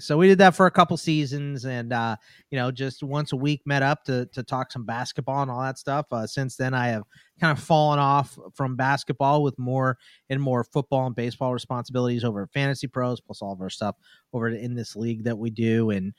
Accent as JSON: {"language": "English", "town": "Houston", "region": "Texas", "country": "United States", "tie": "born there", "said": "So I was born in Houston."}